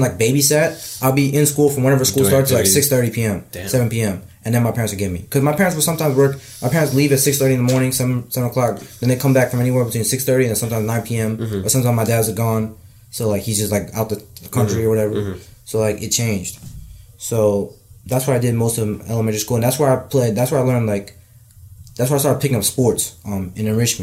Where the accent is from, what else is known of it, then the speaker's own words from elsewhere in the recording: Yorktown Heights, New York, United States; I grew up in Westchester in Yorktown Heights